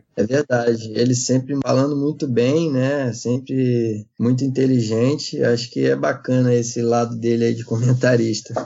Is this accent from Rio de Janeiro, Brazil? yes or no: yes; Rio de Janeiro, Brazil; also born or lived in São José dos Campos; eu sou natural de São José dos Campos, né? Mas minha família sempre morou no Rio de Janeiro, né? Então todos cariocas aí a galera pensa que eu sou carioca. Na verdade, meu pai na época jogava, também foi atleta, jogava no São José, então nasci lá, mas sempre ah, morei no Rio a maior parte da minha vida